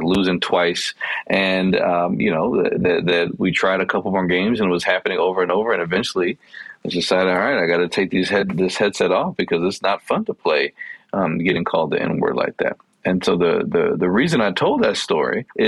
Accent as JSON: {"language": "English", "town": "Chicago", "region": "Illinois", "country": "United States", "tie": "born or raised there", "said": "I grew up in Chicago in a neighborhood that was predominantly Black and Latinx"}